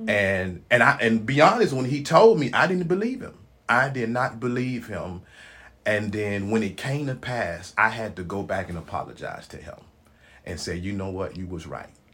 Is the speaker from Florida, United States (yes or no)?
no; Memphis, Tennessee, United States; moved away; born and raised in Memphis, Tennessee